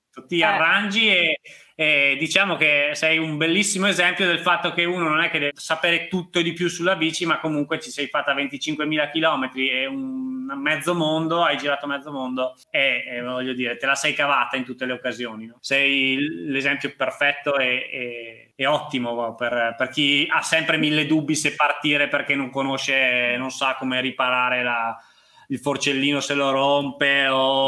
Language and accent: Italian; Trentino-Alto Adige, Italy; essendo trentino anch'io